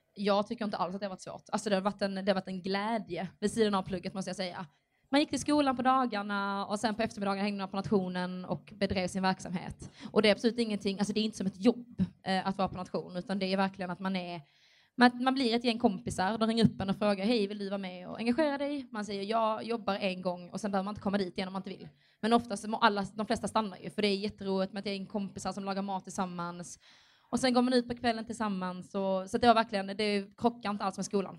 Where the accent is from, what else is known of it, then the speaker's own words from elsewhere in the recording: Skåne, Sweden; Jag är ju härifrån Skåne